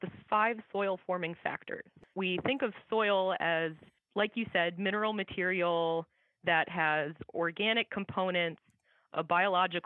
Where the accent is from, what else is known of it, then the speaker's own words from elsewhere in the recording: Iowa, United States; I grew up in Iowa